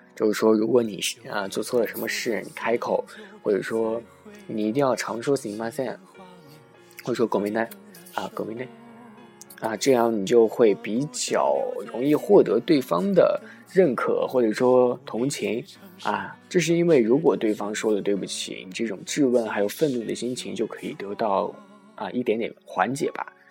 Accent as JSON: {"language": "Chinese", "country": "China", "tie": "born or raised there", "moved": "yes", "lives_now": "Japan", "said": "以前在小时候在，啊，国内的时候"}